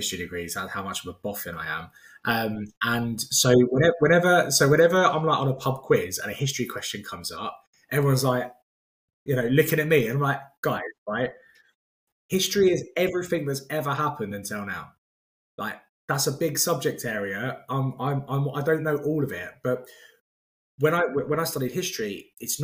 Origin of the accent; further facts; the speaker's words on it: London, United Kingdom; as a Londoner